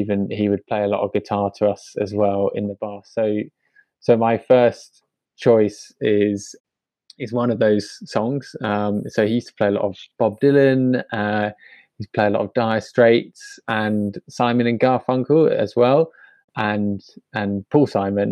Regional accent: London, United Kingdom; also born or lived in Fulham / Clapham; I was born in West London and grew up for the first 5 years of my life in Fulham

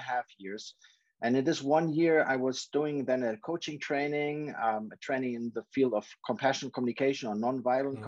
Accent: Germany; moved away as an adult; also born or lived in Chicago, United States / London, United Kingdom; now in China; born in Chicago, but with 5 years, I moved to Germany. My parents moved to Germany. They're both German

